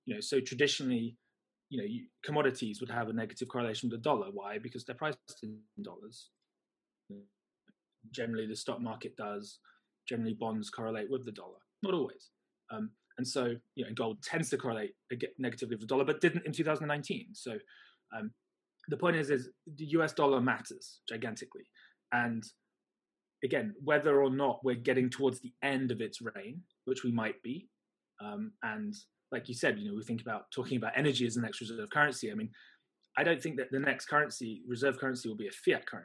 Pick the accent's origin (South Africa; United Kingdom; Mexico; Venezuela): United Kingdom; also born or lived in China; now in Hong Kong; I'm British, I live in Hong Kong